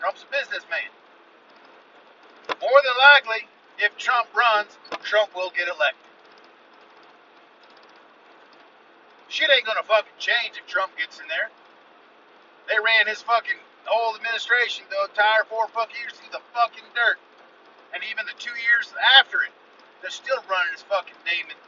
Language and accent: English; United States; As an American taxpayer